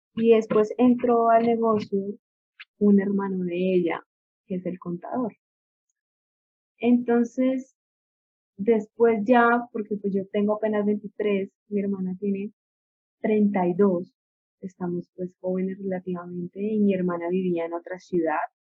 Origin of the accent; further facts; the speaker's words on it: Colombia; also born or lived in Ibagué, Tolima; soy colombiana, vivo en Colombia, vivo en la ciudad de Ibagué